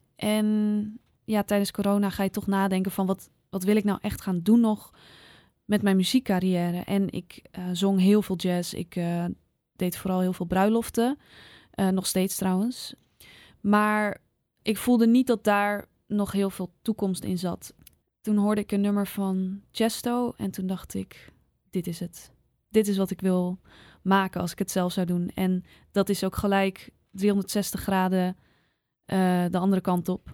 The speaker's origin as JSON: {"language": "Dutch", "area": "Zaanstreek", "region": "North Holland", "country": "Netherlands", "also_born_or_lived": "Amsterdam Noord", "moved": "yes", "lives_now": "Amsterdam, Netherlands", "said": "ik kwam zelf uit de Zaanstreek"}